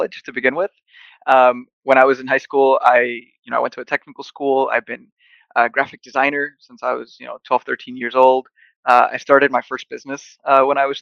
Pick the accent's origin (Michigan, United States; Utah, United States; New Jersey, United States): New Jersey, United States; Buttsville; also born or lived in Los Reyes, Michoacán, Mexico; now in Rhode Island, United States; I grew up in a small town called Buttsville, New Jersey